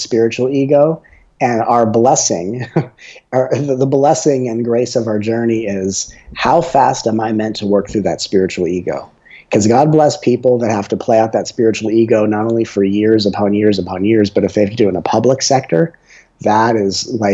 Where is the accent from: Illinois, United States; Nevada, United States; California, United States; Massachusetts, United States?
California, United States; Los Angeles; when I grew up in Los Angeles, where I was a child actor